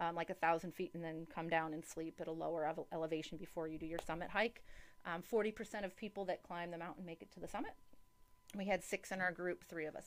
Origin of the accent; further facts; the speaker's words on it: Michigan, United States; I'm from Michigan.